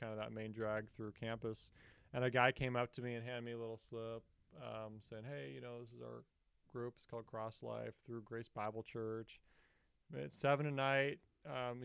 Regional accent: Seattle, Washington, United States; moved away as an adult; now in Bozeman, United States; I'm from Seattle, Washington. Grew up there my whole life. Same house on Earl Avenue

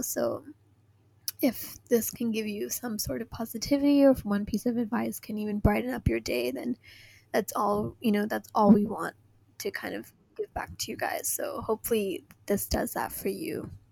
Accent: Hong Kong; also born or lived in San Francisco; I was born and raised in Hong Kong

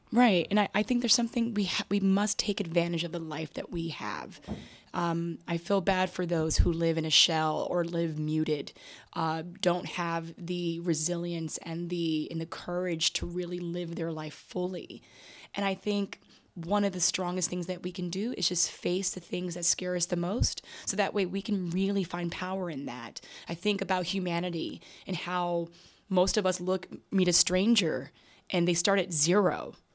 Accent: New York City, New York, United States; also born or lived in Bronx, New York; I was raised on the Upper West Side of Manhattan

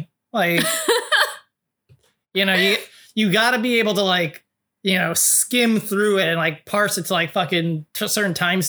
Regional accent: West Coast, United States; also born or lived in California / Washington State; so Michigan, and like my family's in Illinois and Wisconsin, so. But I was raised basically like on the West Coast from like California and Washington State.

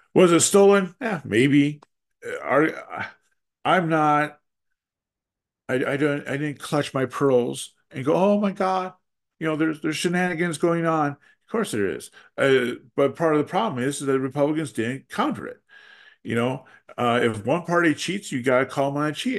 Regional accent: Wisconsin, United States; the state of Wisconsin, my home state.

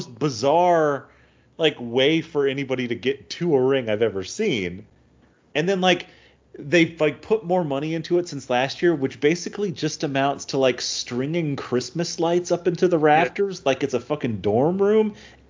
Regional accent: Virginia, United States; Guys, I'm from Virginia. I'm not Southern at all.

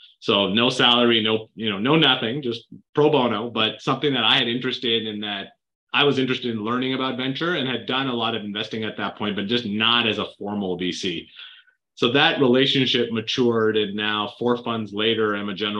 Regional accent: Canada; moved away as an adult; now in United States; I grew up in Canada

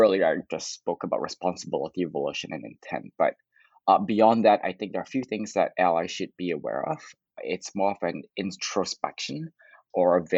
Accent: Canada; I'm Canadian

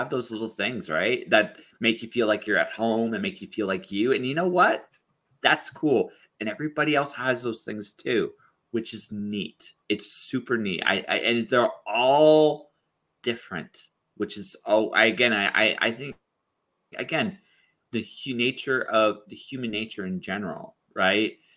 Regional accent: London, Ontario, Canada; also born or lived in Windsor / Detroit / Toronto / Phoenix; I grew up in primarily in London, Ontario, but I've lived in a whole bunch of cities. There, my I moved a lot as a kid. Uh, Windsor, Detroit, uh, Toronto.

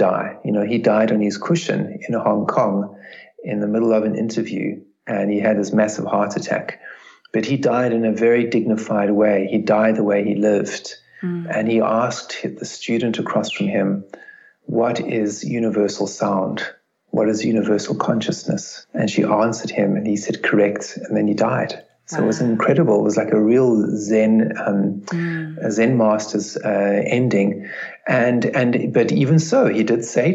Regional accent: South Africa; growing up in South Africa

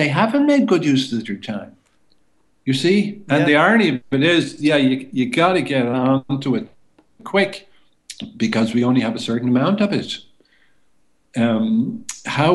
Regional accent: Ireland; our essence as Irish people

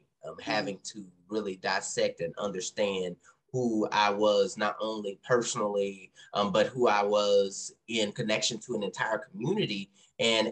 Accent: South Louisiana, United States; moved away as an adult; also born or lived in Texas / Dallas, Texas; now in Boston, United States; I'm originally from Texas and was also raised in North Louisiana, well, not North Louisiana, South Louisiana.

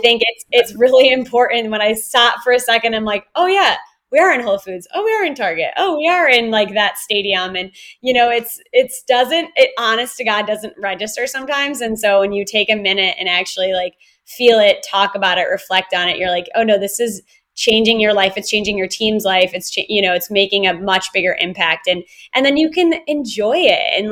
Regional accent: Wisconsin, United States; moved away; also born or lived in Chicago, Illinois / California / Australia; I grew up in Wisconsin and I love Wisconsin so much.

